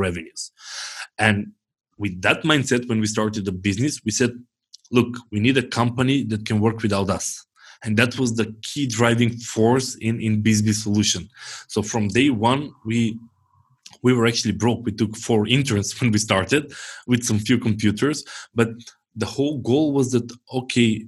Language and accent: English; North Macedonia; I'm from Macedonia